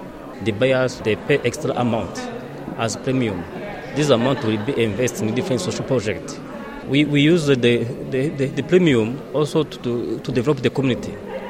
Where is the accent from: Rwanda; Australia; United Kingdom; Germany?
Rwanda; I'm mentioning from Rwanda.